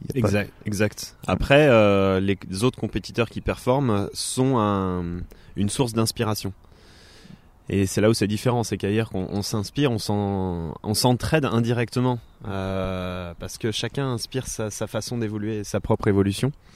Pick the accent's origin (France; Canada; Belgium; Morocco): France; Thonon-les-Bains, Auvergne-Rhône-Alpes; moved away as an adult; now in Annecy, France; je suis originaire de Tonon-les-Bains où et maintenant je vis à Annecy depuis 2011